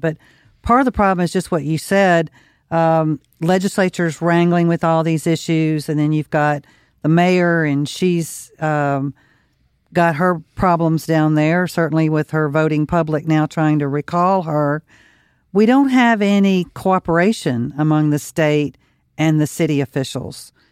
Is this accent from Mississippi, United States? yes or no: yes; Mississippi, United States; now in Louisiana, United States; I grew up in Mississippi. It's rural area.